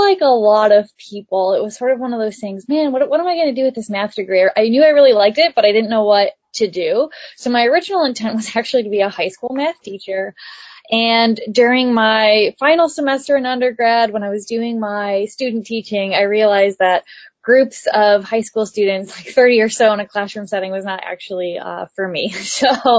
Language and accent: English; Midwest, United States; moved away as an adult; I'm from the Midwest